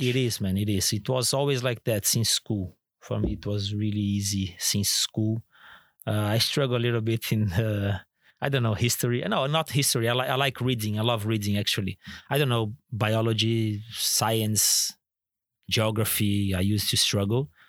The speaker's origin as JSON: {"language": "English", "town": "Florianópolis", "region": "Santa Catarina", "country": "Brazil", "tie": "born or raised there", "also_born_or_lived": "Turkey / England", "moved": "as an adult", "lives_now": "Singapore", "said": "my hometown, Florianópolis"}